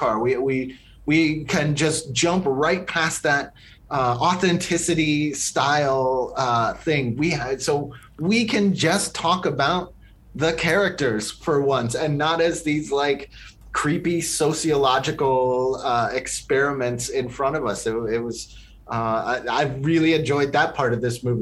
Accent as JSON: {"language": "English", "region": "the South", "country": "United States", "tie": "born or raised there", "said": "I grew up in the South"}